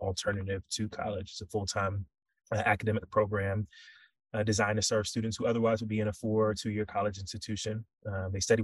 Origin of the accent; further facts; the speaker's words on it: Raleigh, North Carolina, United States; moved away as an adult; also born or lived in Nigeria / Louisiana; now in New York, United States; born and raised in Raleigh, North Carolina